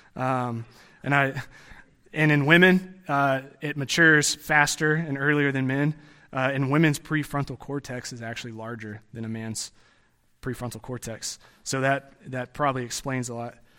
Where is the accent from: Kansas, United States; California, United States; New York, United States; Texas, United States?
Texas, United States; growing up in Texas